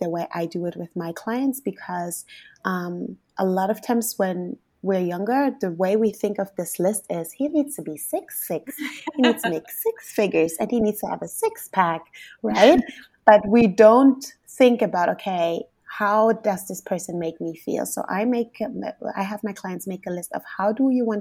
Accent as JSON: {"language": "English", "country": "Germany", "said": "I'm from Germany"}